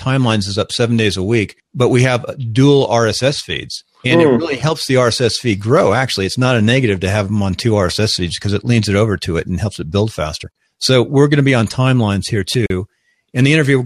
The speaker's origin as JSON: {"language": "English", "town": "Costa Mesa", "region": "California", "country": "United States", "tie": "born or raised there", "also_born_or_lived": "Newport Beach, California", "said": "I grew up in Costa Mesa, Newport"}